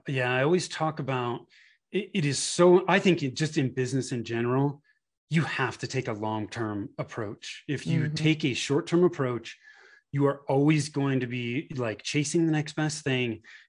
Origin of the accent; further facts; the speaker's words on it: California, United States; moved away as an adult; now in Denver, United States; I grew up in Northern California in the Bay Area. My wife and I moved to the Denver area in 2008, been here ever since.